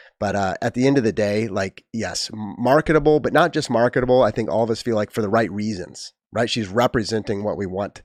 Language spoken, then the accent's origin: English; United States; I'm not German. I'm American.